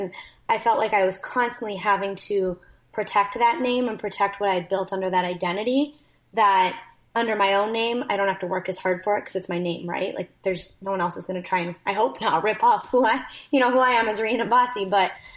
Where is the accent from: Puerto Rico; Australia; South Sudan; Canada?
Canada; moved away as an adult; I'm also Canadian